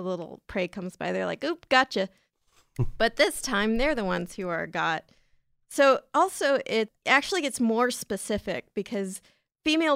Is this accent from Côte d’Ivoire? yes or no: no; San Diego, California, United States; San Diego, California, which is my hometown